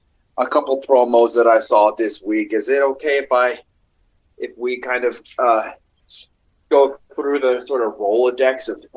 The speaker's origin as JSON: {"language": "English", "town": "Albuquerque", "region": "New Mexico", "country": "United States", "said": "I'm from Albuquerque, New Mexico."}